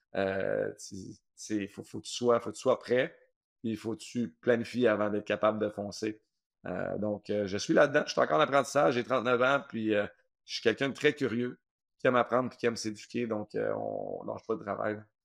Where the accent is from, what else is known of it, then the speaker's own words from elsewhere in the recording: Saint-Bruno-de-Montarville, Quebec, Canada; j'ai grandi à Saint-Bruno